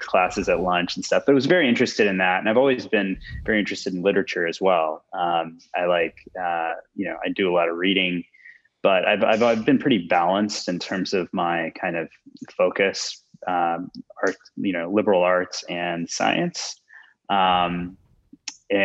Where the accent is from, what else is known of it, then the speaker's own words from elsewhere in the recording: Houston, Texas, United States; I grew up in Houston, went to Rice University